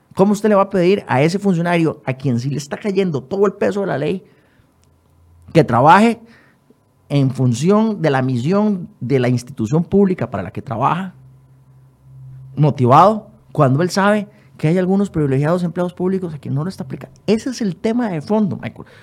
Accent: Costa Rica; como costarricense

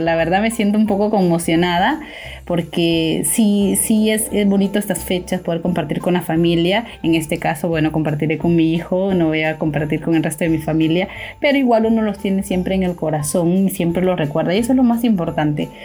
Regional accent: Honduras; now in Peru; nosotros dos, tanto Claudia como yo, somos de Honduras

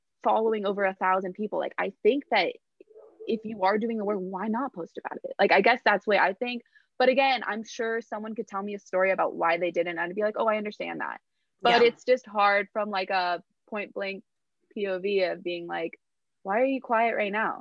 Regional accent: Los Angeles, California, United States; moved away as an adult; also born or lived in New York; I'm from

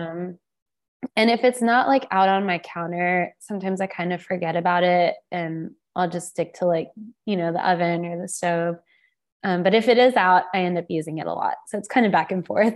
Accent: the South, United States; I grew up in the South, but I didn't grow up on Southern food

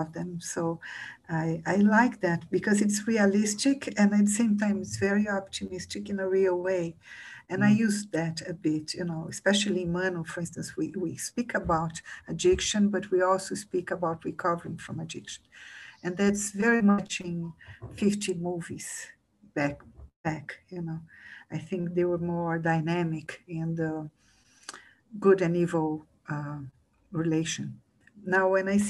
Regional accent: Brazil

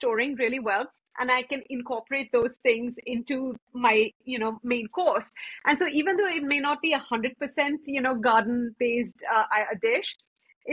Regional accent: India; now in United States; I grew up in India, not really celebrating Thanksgiving

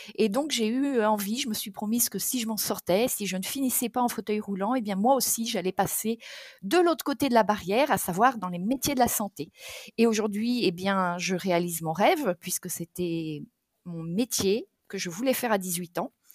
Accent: Touraine, Centre-Val de Loire, France; moved away; also born or lived in south of France; je suis d'origine de Touraine.

